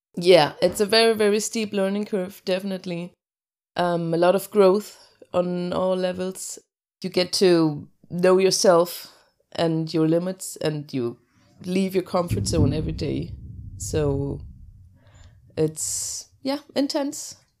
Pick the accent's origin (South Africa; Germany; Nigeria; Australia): Germany; between Hamburg and Lübeck, Northern Germany; English is a second language; moved away as an adult; also born or lived in Cologne; now in Denmark; I'm born in Cologne and I grew up in northern Germany between Hamburg and Lübeck